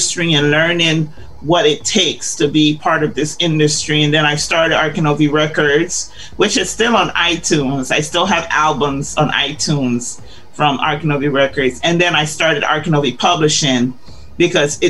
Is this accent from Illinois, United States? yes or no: yes; Chicago, Illinois, United States; also born or lived in Guyana; I grew up in Chicago